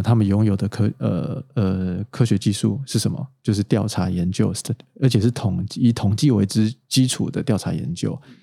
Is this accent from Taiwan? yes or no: yes; Taiwan; 他们也知道我是一个台湾人